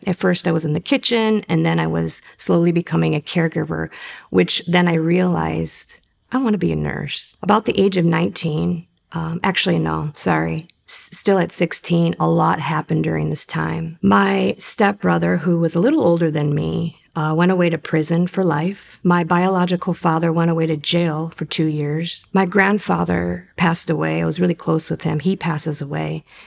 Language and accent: English; Cleveland, Ohio, United States; I grew up in Cleveland, Ohio